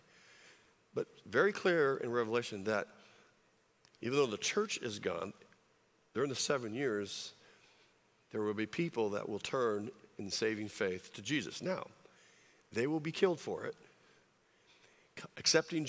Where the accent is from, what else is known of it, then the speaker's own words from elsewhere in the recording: California, United States; moved away; I grew up in California